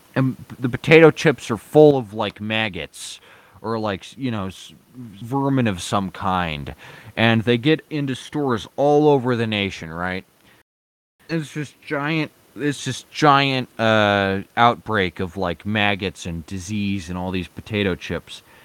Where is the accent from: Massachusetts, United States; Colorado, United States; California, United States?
Colorado, United States; my, my Coloradan identity.